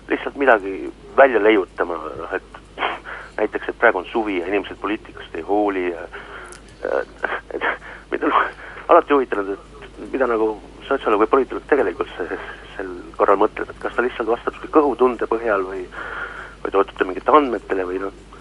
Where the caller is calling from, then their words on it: Tallinn, Harju County, Estonia; Tallinnast ja küsin.